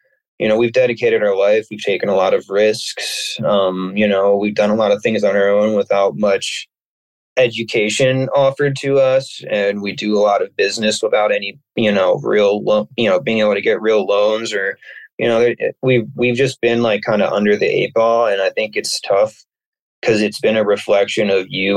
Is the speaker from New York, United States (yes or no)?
no; suburbs of Philadelphia, Pennsylvania, United States; moved away as an adult; now in Maine, United States; I'm from the suburbs of Pennsylvania, about 45 minutes or so outside of Philadelphia